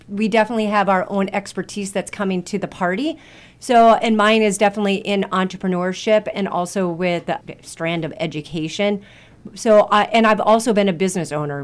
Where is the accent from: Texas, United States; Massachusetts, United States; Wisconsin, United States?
Wisconsin, United States; Superior; moved away as an adult; also born or lived in Duluth, Minnesota / Madison, Wisconsin; now in Lake City, United States; I grew up in Superior, Wisconsin.